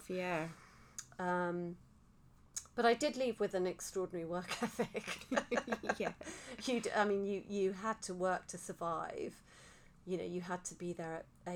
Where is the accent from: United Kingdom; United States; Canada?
United Kingdom; Liverpool, North West England; also born or lived in Lake District; I was born in Liverpool. I lived in Liverpool till I was 11, and then my parents, you know, dragged me to the Lake District